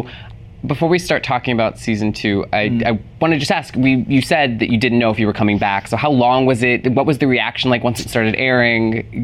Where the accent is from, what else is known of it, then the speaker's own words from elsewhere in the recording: Texas, United States; I grew up in Texas